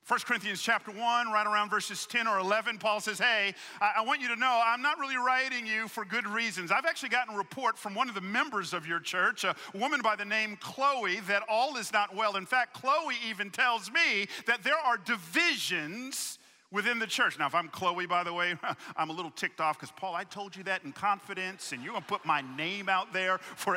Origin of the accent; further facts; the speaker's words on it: Atlanta, Georgia, United States; I grew up in Atlanta